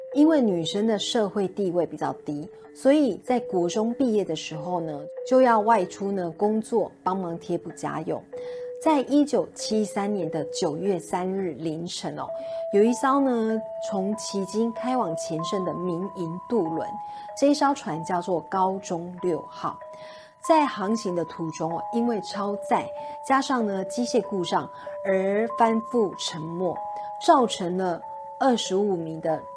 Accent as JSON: {"language": "Chinese", "region": "Taipei", "country": "Taiwan", "said": "因为我是台北人，以前没有什么搭船的经验"}